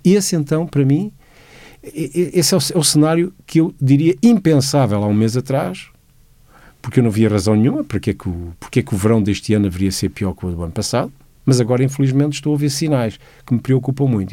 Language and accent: Portuguese; Lisbon, Portugal; eu nasci em 61 e sou a primeira geração de Lisboa. No entanto, eu sinto que apesar de ter nascido em Lisboa e me sentir como lisboeta